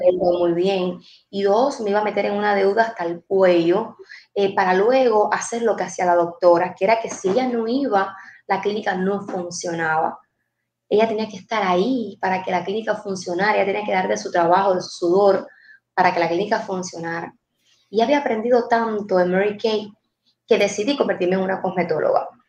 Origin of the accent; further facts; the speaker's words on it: Manuel Tames, Guantánamo, Cuba; moved away as an adult; now in Miami, United States; soy de un municipio de Guantánamo, de un centralito allá que se llama Manuel Tames. Y literal me sacaron de Manuel Tames y me pusieron en Miami.